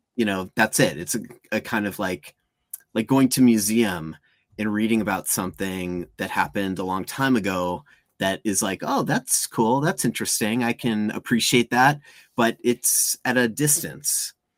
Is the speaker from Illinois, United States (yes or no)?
yes; outside of Chicago, Illinois, United States; I grew up outside of Chicago